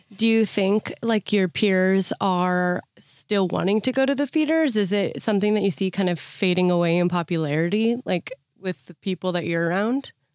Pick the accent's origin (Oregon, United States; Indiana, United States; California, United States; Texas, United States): California, United States; Bay Area; I'm from the Bay Area